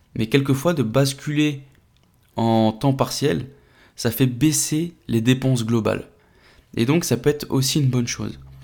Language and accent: French; France; chez nous en France